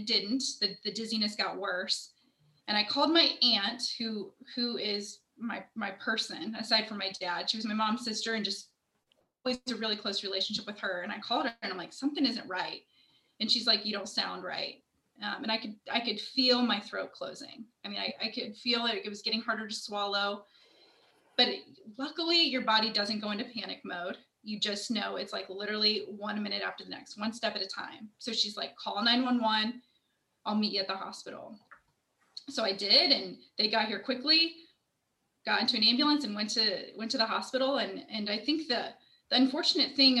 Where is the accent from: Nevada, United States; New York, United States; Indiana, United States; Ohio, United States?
Indiana, United States; Indianapolis; I am born and raised in Indianapolis